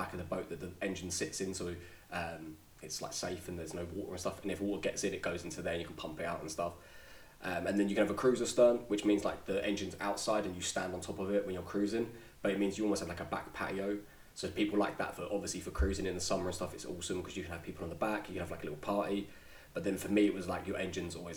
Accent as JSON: {"language": "English", "region": "London", "country": "United Kingdom", "said": "so I've lived in London. I'm from London. I've been here 30 years now"}